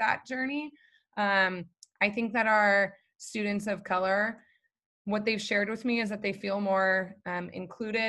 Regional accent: Arcadia, California, United States; I grew up colorblind in Arcadia

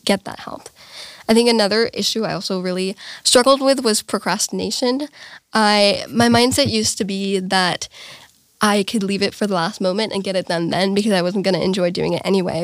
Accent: Bavaria, Germany; I'm from Romania, uh, but I was born here in Germany.

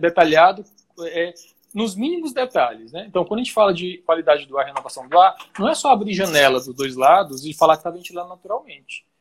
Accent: Teresina, Piauí, Brazil; moved away; Teresina, que é minha cidade natal, muito quente, no colégio que eu estudava antes

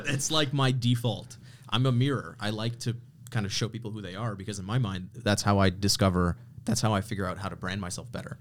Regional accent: Canada; I grew up in Canada

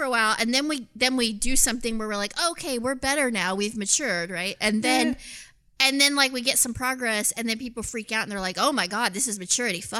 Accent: Canada; You're like, listen, I'm Canadian

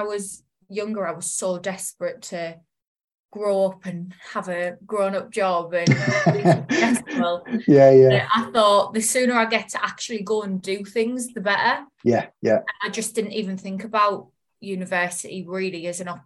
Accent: the Northeast, North East England, United Kingdom; moved away as an adult; I'm from the Northeast, and it's very, where I live is very industrial

